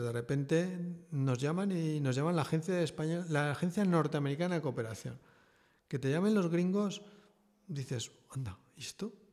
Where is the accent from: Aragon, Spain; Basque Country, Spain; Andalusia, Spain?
Aragon, Spain; also born or lived in Madrid / Lille; me volví al pueblo